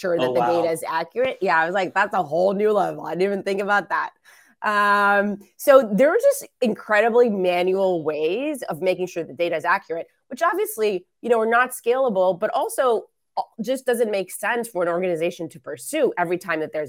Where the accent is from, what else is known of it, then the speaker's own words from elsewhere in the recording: Israel; moved away; I was born and raised in Israel